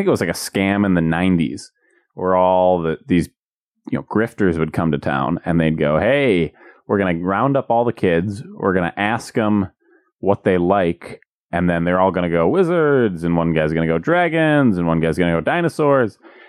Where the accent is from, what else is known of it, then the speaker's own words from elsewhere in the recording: Monona, Wisconsin, United States; This happened in my hometown of Monona